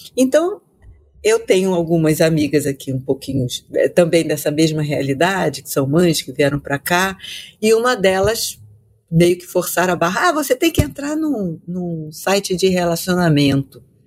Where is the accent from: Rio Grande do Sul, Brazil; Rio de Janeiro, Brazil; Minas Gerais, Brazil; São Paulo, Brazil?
Rio de Janeiro, Brazil; moved away as an adult; now in Australia; eu sou carioca da Gema